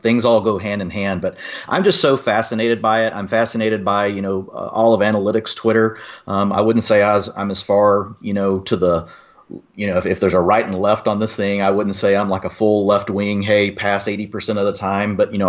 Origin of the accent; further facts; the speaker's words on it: Texas, United States; I'm a Texan. I was raised loving football.